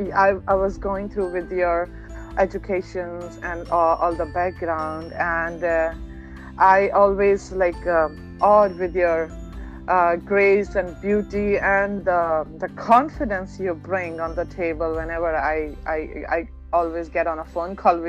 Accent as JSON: {"language": "English", "region": "North India", "country": "India", "tie": "born or raised there", "also_born_or_lived": "Uttar Pradesh / Delhi", "said": "I grew up in North India"}